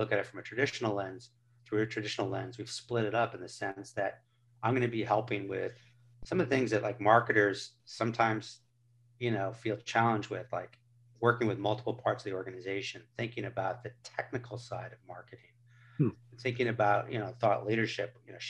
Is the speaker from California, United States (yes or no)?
yes; California, United States; I tell people I grew up on Highway 101, where all these Silicon Valley tech companies are